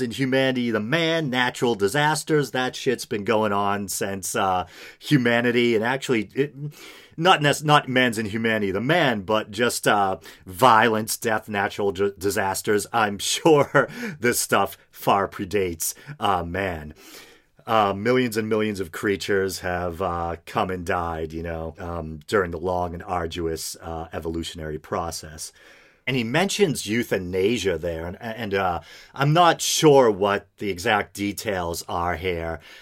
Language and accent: English; United States; as an American